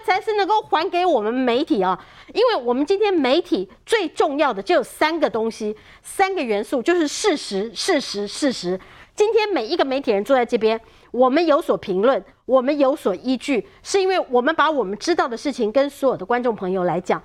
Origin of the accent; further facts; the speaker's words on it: Taiwan; 已经打在我们台湾人的身上了。